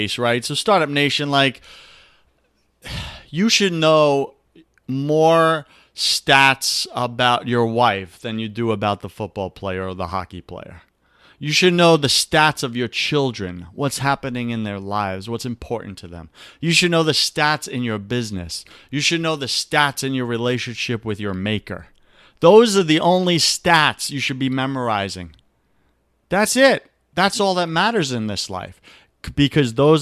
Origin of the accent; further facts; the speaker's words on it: New York, United States; I'm a New Yorker